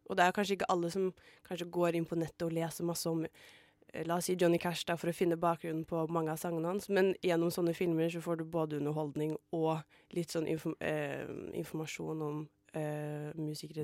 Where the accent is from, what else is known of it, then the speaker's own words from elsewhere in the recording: Asker, Akershus, Norway; moved away; jeg var hjemme i Asker